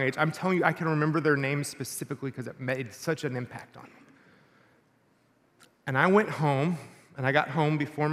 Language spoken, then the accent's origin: English; Texas, United States; when I was in sixth grade, where I grew up in Texas